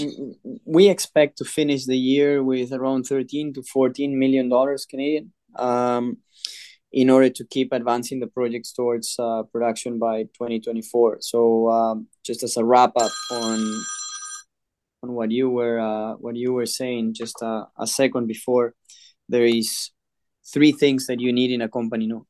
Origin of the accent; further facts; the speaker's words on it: Peru; I was born and raised in Peru